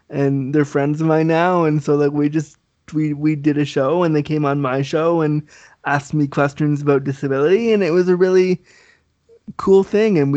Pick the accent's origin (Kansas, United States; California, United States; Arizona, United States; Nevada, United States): California, United States; Laguna Beach; born there; I was born in Laguna Beach, California.